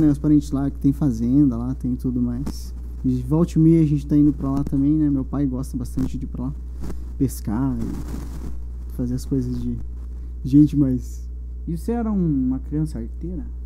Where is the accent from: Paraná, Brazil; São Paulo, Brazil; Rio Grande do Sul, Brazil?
Paraná, Brazil; São José dos Pinhais; also born or lived in Curitiba; Eu sou natural de Curitiba. Né? Eu nasci em Curitiba. Aos 10 anos, mais ou menos, eu fui morar em São José dos Pinhais. Né? Daí passei minha infância inteira lá.